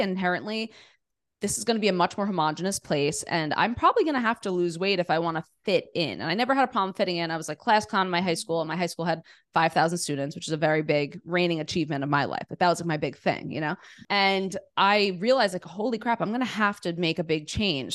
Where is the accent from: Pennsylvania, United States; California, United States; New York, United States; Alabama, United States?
New York, United States; New York City; I grew up in New York City, in Queens, New York City